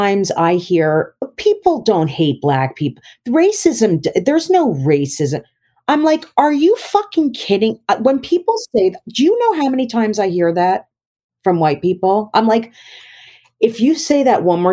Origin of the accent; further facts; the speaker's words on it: South Orange, New Jersey, United States; moved away; I grew up in South Orange